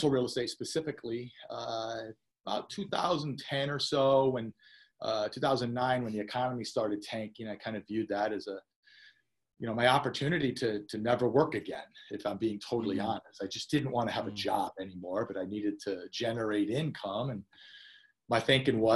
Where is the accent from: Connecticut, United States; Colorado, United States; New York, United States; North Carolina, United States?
Connecticut, United States; Portland; moved away as an adult; also born or lived in Los Angeles, California; I grew up in Portland, Connecticut